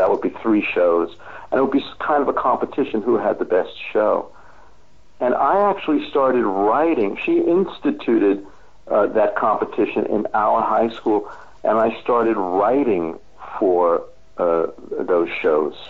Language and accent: English; New York City, New York, United States; moved away as an adult; also born or lived in Los Angeles / San Francisco; now in Austria; I grew up in Queens, New York, part of the New York City education system